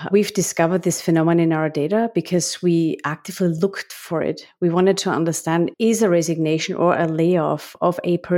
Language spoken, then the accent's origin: English; Graz, Styria, Austria; English is a second language; now in United States; I'm from a beautiful city of Graz, which is the same city as Arnold Schwarzenegger.